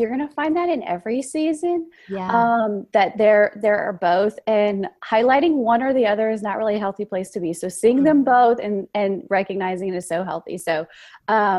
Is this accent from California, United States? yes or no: no; Louisiana, United States; I'm from the South, from Louisiana